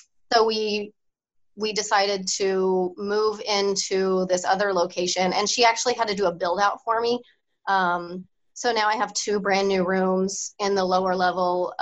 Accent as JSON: {"language": "English", "town": "Topeka", "region": "Kansas", "country": "United States", "tie": "born or raised there", "also_born_or_lived": "St. Louis, Missouri", "said": "So I moved back at some point to my hometown and did some spray tanning here and there"}